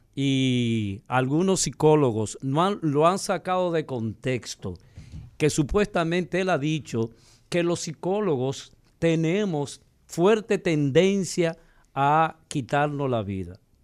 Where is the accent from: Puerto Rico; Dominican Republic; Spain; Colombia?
Dominican Republic; nosotros como dominicanos